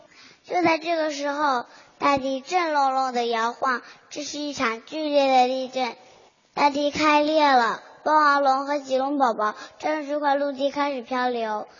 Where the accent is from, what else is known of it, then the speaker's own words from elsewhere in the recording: Beijing, China; 今年五岁了，我来自北京。